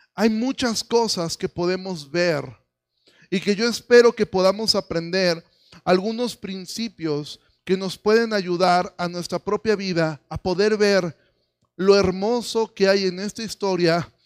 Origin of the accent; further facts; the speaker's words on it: Mexico; nosotros como mexicanos